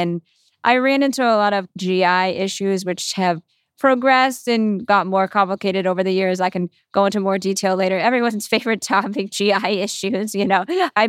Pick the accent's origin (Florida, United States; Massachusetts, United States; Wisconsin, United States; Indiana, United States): Massachusetts, United States; I'm 29. I'm from the Boston suburbs, and I've been in the rare disease community my whole life